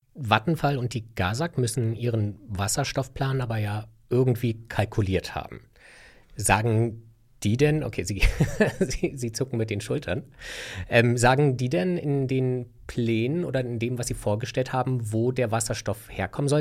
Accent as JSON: {"language": "German", "region": "Berlin", "country": "Germany", "said": "ich als Berliner"}